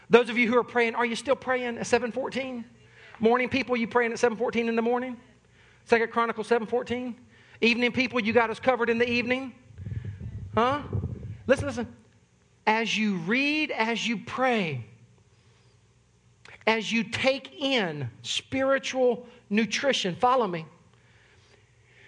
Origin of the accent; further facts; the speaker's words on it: the South, United States; I'm from the South